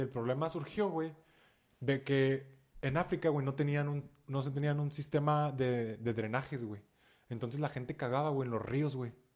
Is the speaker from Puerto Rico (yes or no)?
no; Ciudad Juárez, Chihuahua, Mexico; soy de Ciudad Juárez